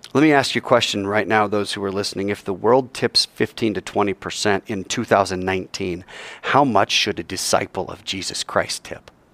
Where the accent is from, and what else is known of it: United States